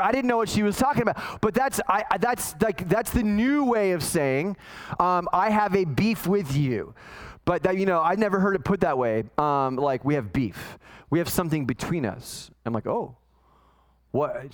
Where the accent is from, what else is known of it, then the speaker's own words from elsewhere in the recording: Los Angeles, California, United States; when I was a kid, growing up in the San Fernando Valley in California